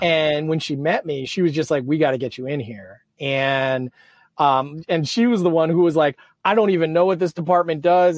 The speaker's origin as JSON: {"language": "English", "town": "Manchester", "region": "New Hampshire", "country": "United States", "tie": "born or raised there", "moved": "yes", "said": "i grew up in new hampshire my my entire family's blue collar"}